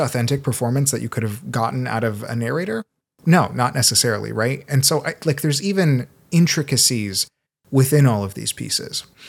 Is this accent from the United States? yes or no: yes; Seattle, Washington, United States; also born or lived in Brazil; I was born in Brazil. I grew up in Seattle a lot